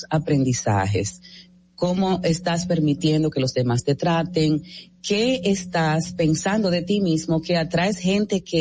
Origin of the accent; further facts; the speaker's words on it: Dominican Republic; soy dominicana.